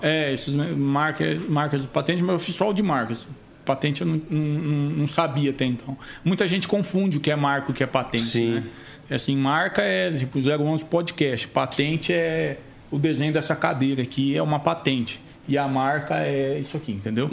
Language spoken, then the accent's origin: Portuguese; Campo Grande, Mato Grosso do Sul, Brazil; born or raised there; moved away; also born or lived in Maringá, Paraná